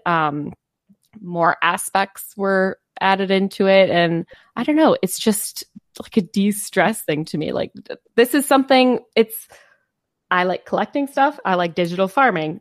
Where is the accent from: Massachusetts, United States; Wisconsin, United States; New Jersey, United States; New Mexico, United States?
Wisconsin, United States; we are from Wisconsin.